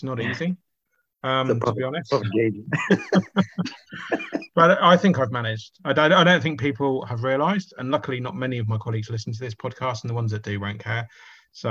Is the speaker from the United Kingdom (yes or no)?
yes; United Kingdom; now in Auckland, New Zealand; I'm British